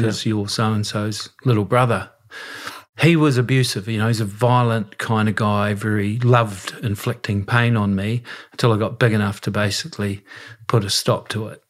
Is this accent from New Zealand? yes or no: yes; Westport, West Coast, New Zealand; it was pretty tough at times growing up in Westport